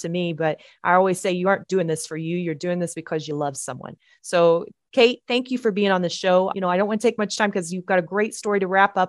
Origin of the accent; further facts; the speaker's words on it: Texas, United States; we're from Texas